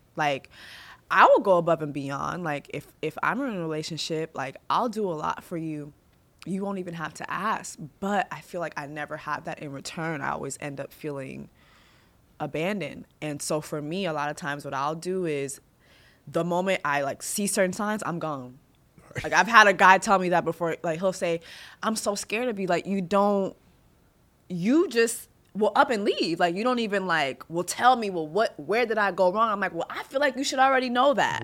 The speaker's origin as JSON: {"language": "English", "town": "Montreal", "region": "Quebec", "country": "Canada", "tie": "born or raised there", "said": "I was born in Montreal, Canada, which a lot of Haitians go to because it's French speaking"}